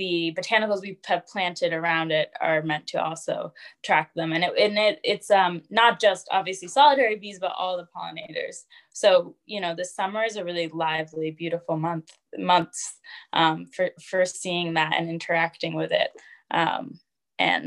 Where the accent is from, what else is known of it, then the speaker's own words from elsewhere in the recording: the Berkshires, Western Massachusetts, United States; I grew up in Western Massachusetts in an area called the Berkshires